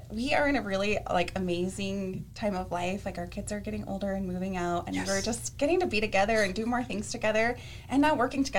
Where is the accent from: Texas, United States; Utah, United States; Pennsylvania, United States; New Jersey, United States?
Utah, United States; Salt Lake Valley; I was born and raised here in Utah. I grew up in the Salt Lake Valley. Went to high school at Cottonwood High School.